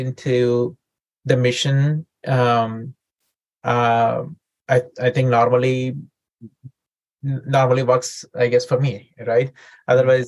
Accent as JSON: {"language": "English", "country": "India", "tie": "born or raised there", "also_born_or_lived": "St. Louis, United States / San Diego, United States", "moved": "as an adult", "lives_now": "United States", "said": "I grew up in India and I came to the United States when I was 21"}